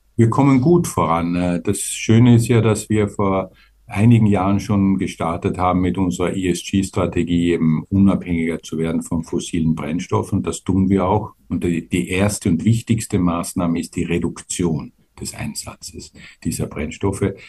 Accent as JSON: {"language": "German", "country": "Austria", "said": "wir auch als Österreicher"}